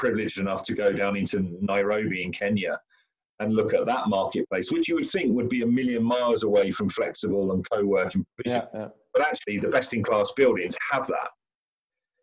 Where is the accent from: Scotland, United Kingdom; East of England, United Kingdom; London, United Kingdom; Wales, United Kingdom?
London, United Kingdom; I'm an Englishman. I'm in London, and I'm a Londoner.